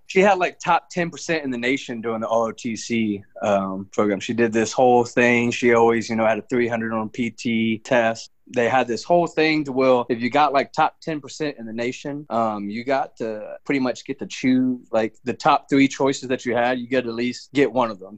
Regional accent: Birmingham, Alabama, United States; moved away as an adult; also born or lived in Fort Drum, New York; I got a job offer down back in my hometown of Birmingham, Alabama

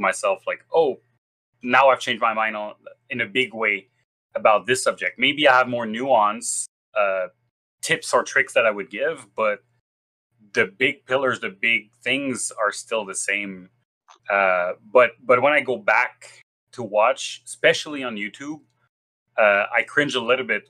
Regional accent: Quebec, Canada; first language French; English is a second language; I'm from Quebec. I'm Francophone.

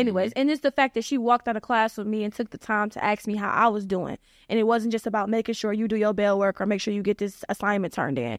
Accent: Cleveland, Ohio, United States; I'm from the Cleveland area.

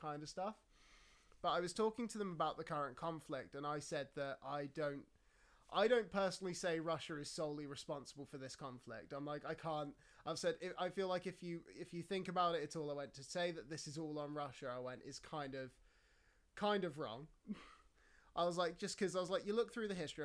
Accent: United Kingdom; I was talking to a fellow British person

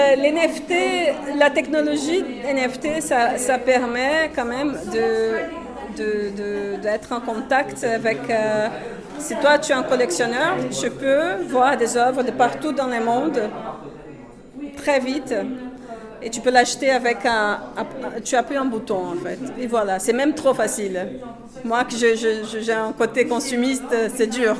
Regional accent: Brazil; French is a second language; moved away as an adult; now in Brussels, Belgium; je suis brésilienne. Pardon déjà pour euh, l'accent

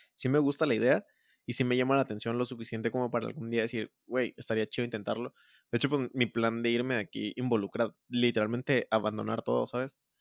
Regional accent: Mexico; como mexicano

